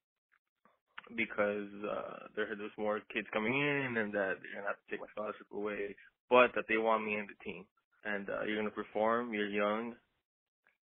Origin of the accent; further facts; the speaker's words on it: San Diego, California, United States; I was born and raised in San Diego